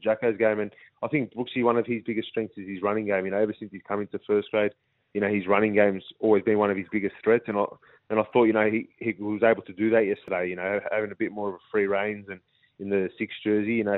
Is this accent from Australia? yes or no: yes; Parramatta, New South Wales, Australia; born and raised in the Parramatta, like, area